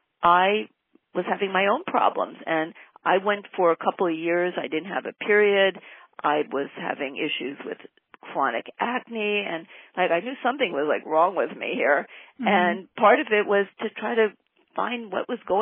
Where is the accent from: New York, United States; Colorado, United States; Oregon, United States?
New York, United States; Great Neck; now in Southern California, United States; I grew up in Great Neck, that's on Long Island in New York